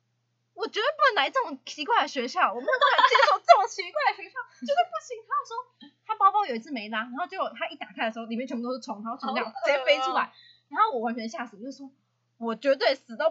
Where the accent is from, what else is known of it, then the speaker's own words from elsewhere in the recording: Hsinchu, Taiwan; 啊，因为我是新竹人嘛，啊，我就想要去北部嘛。